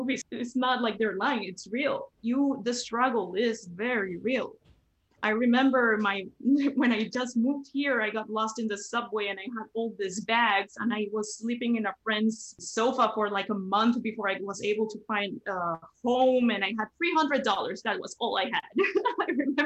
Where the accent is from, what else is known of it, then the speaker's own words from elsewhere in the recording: Cali, Valle del Cauca, Colombia; moved away as an adult; also born or lived in Bogotá, Colombia; now in Brooklyn, United States; I was born in Cali, Colombia, which is actually known as the city of salsa.